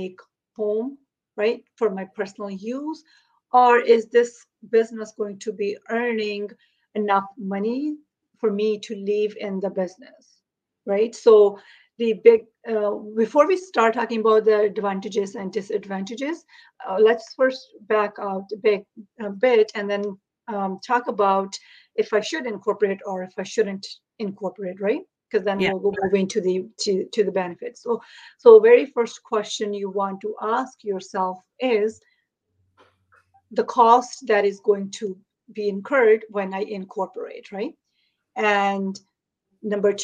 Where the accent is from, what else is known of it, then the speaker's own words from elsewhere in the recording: India; now in Toronto, Canada; I am from Toronto, Ontario in Canada, but originally I'm from India